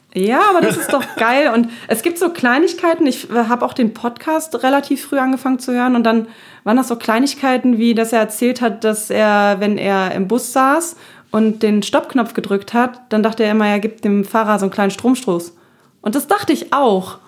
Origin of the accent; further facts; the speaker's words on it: Berlin, Germany; moved away as an adult; also born or lived in Wuppertal / Dortmund; meine Kindheit in Neukölln war nicht einfach